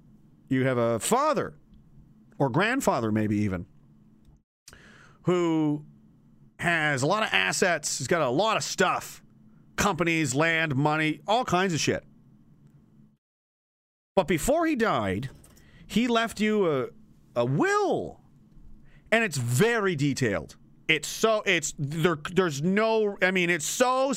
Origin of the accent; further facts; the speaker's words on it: Canada; I'm an American in a Canadian body